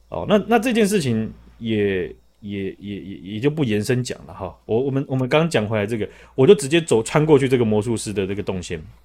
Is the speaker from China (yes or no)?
no; Taiwan; 那我们台湾的有一位